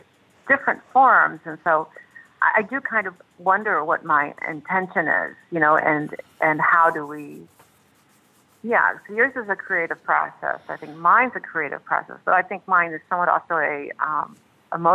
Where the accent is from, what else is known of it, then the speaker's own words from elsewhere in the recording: Buffalo, New York, United States; I was born in Buffalo, New York